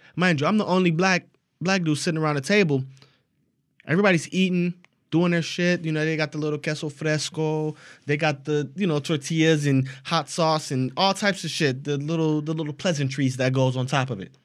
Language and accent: English; United States; Since we're American, our English is a little bit different